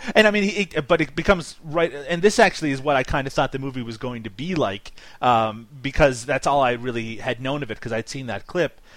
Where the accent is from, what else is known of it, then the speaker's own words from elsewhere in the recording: Canada; accent: Canadian; my Canadian accent